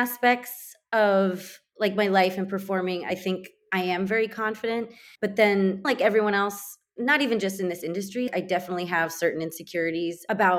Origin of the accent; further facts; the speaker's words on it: California, United States; I'm from California